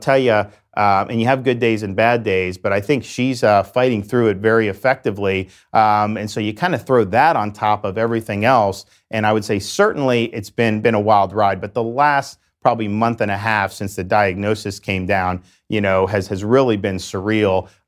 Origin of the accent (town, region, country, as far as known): Dunedin, Florida, United States; born or raised there